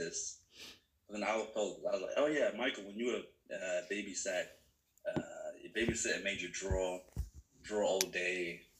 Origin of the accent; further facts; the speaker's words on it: United Kingdom; I was 8 years old. So I've spent most of my life here. I'm 28 now. Mm-hmm. And basically went to primary school here, went to high school and uni, everything, college.